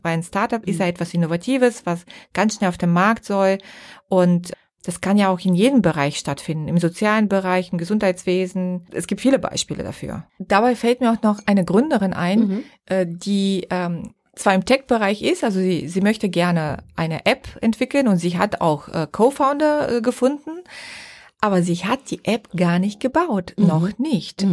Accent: Bulgaria; now in Germany; ich darf das mal sagen als Bulgarin

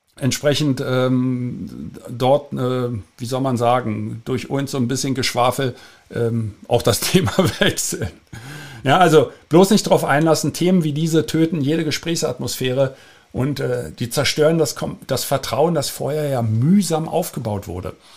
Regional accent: Germany; wir Deutsche

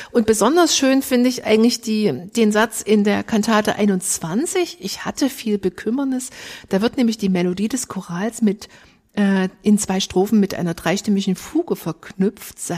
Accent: Saxony, Germany; accent: Saxon; da haben wir wieder unseren sächsischen Dialekt. Das kriegen wir nicht raus.

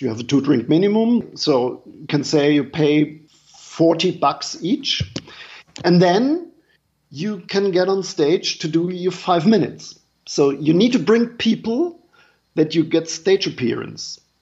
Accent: Germany; English is a second language; moved away as an adult; now in New York City, United States; I'm from Germany. I'm a German comedian

